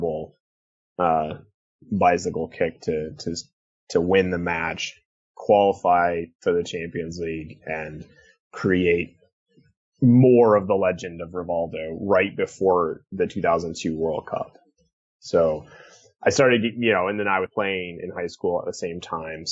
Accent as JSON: {"language": "English", "region": "Northeast Ohio", "country": "United States", "tie": "born or raised there", "also_born_or_lived": "Philadelphia area", "moved": "yes", "lives_now": "Philadelphia, United States", "said": "I live in the Philadelphia area now, but I grew up in Ohio, in Northeast Ohio."}